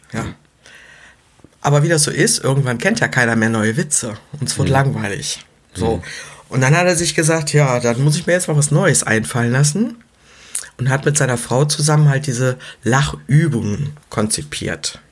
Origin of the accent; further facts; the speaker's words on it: Leverkusen, North Rhine-Westphalia, Germany; ich komme aus Leverkusen